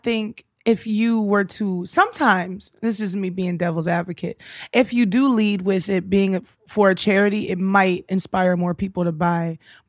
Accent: Houston, Texas, United States; also born or lived in Minnesota; now in Los Angeles, United States; I'm from Houston.

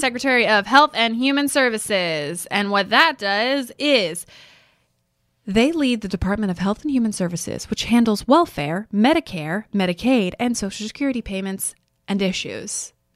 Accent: Texas, United States; I grew up in Texas

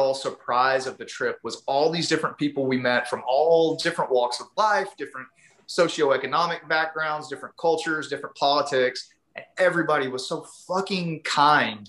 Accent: East Texas, United States; I grew up in East Texas, like, you know, when I drink, I get a pretty heavy accent myself

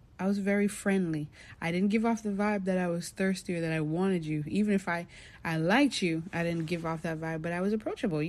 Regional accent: Jamaica; I grew up as a Jamaican

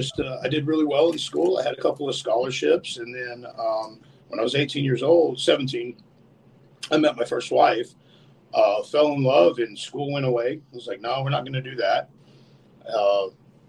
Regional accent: New Mexico, United States; I was born and raised in New Mexico

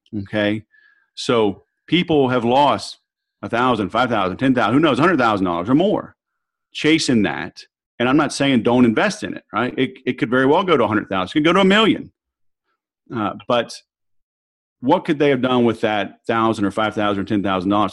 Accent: the South, United States; now in Southern California, United States; I'm from the South

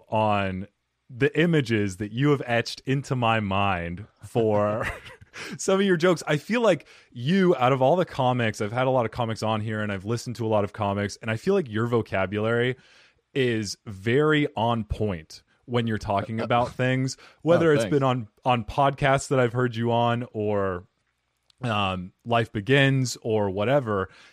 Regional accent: Phoenix, Arizona, United States; I'm from here, from Phoenix, Arizona.

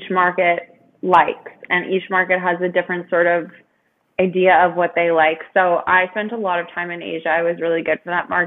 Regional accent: Ontario, Canada; I'm from Ontario.

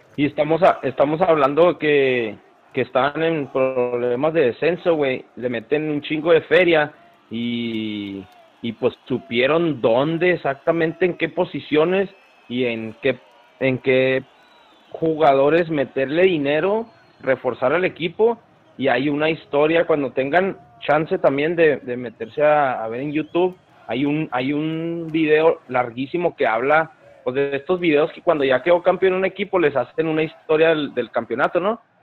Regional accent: Ciudad Juárez, Chihuahua, Mexico; nosotros que somos de Juárez

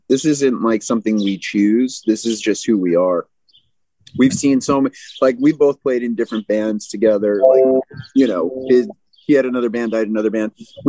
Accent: New York City, New York, United States; We're from New York City, and we like to keep it positive and inspiring.

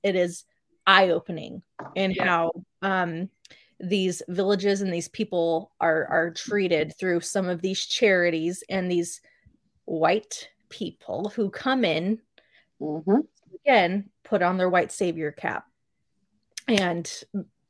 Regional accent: Midwest, United States; I didn't grow up in the mountains. I am from the Midwest.

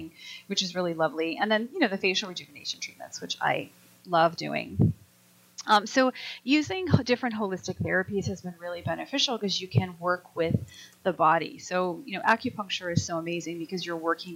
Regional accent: Colorado, United States; I grew up in Colorado, and you know, mountain biking is just a thing that everybody does.

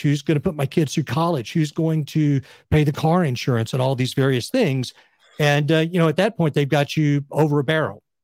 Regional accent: West Texas, United States; moved away as an adult; I grew up in West Texas in a Republican family

